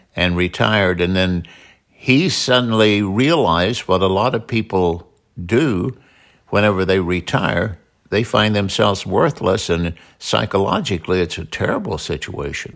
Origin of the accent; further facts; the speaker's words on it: Southern Illinois, United States; also born or lived in North Carolina / San Diego; now in Mesa, Arizona, United States; we're from Southern Illinois. We moved to North Carolina to San Diego and settled in Mesa, Arizona